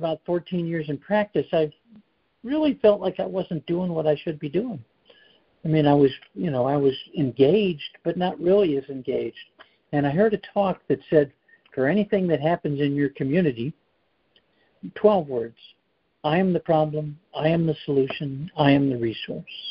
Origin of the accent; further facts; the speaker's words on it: Chicago, Illinois, United States; moved away as an adult; also born or lived in Colorado / North Carolina; now in South Carolina, United States; I grew up in the Chicago area